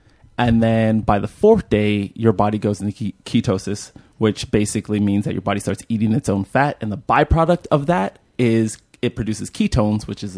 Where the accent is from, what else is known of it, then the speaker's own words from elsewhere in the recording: Bay Area, California, United States; also born or lived in Alabama / London / Nigeria; So I was born in Alabama. When I was two, I moved to London. And when I was four, I moved to Nigeria. And I was pretty much raised in the Bay Area.